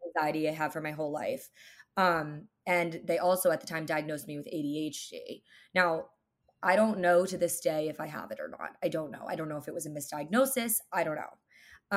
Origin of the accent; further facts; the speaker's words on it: New Jersey, United States; now in New York City, United States; I grew up in New Jersey.